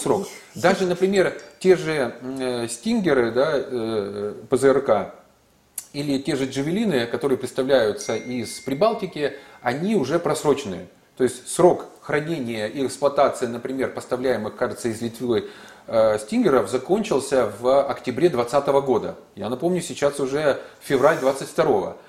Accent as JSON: {"language": "Russian", "town": "Zaporizhzhia", "region": "Zaporizhzhia Oblast", "country": "Ukraine", "tie": "born or raised there", "said": "моего родного города"}